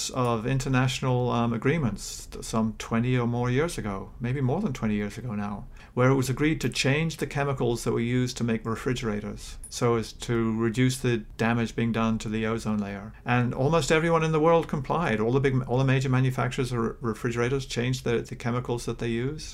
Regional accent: New Zealand; moved away; I grew up in New Zealand.

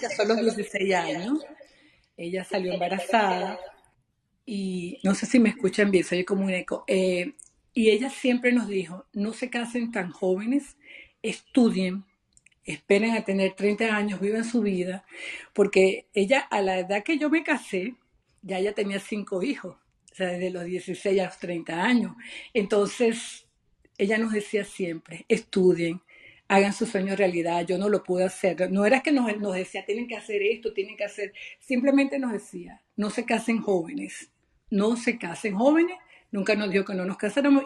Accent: Venezuela; now in United States; yo no soy una mamá americana, yo soy mamá venezolana

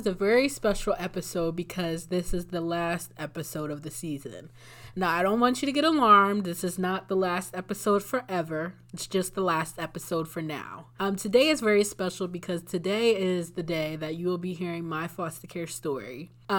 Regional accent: Bucks County, Pennsylvania, United States; I'm from Bucks County, Pennsylvania, which is outside of the northeast part of Philadelphia. I was born and raised there.

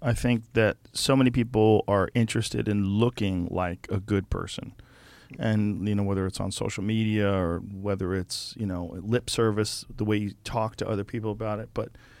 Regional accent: Boston, Massachusetts, United States; also born or lived in Newark, New Jersey; I grew up in Boston

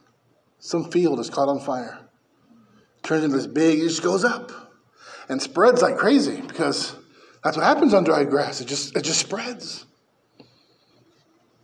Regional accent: Bakersfield, California, United States; moved away; I'm from Bakersfield.

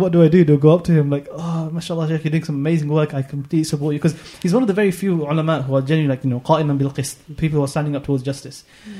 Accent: London, United Kingdom; I'm from London, of course

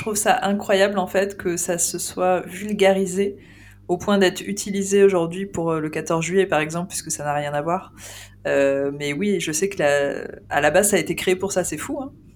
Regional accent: Île-de-France, France; also born or lived in Lorraine; j'ai grandi en Ile-de-France.

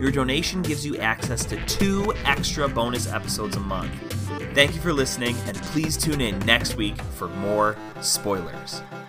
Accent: United States

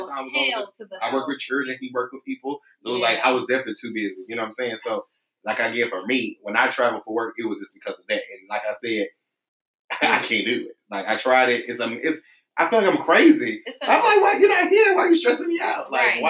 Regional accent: Atlanta, Georgia, United States; also born or lived in San Diego; I'm from Atlanta. Zone three.

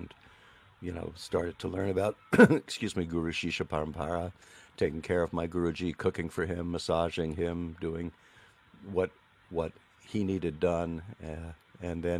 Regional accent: United States; I was raised in the United States in the 1960s.

